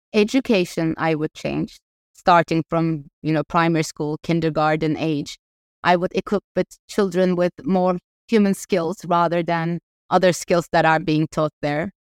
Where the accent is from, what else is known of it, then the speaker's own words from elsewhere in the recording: Ankara, Turkey; moved away as an adult; also born or lived in Los Angeles; I grew up in Ankara